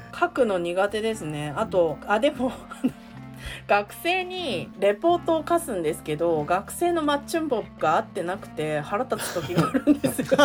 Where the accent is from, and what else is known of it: Japan; born or raised there; moved away as an adult; now in South Korea